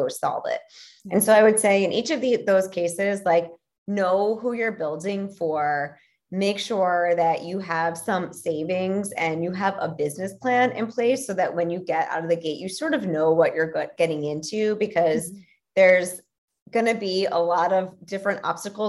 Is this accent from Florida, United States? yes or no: no; Philadelphia, Pennsylvania, United States; I'm from Philly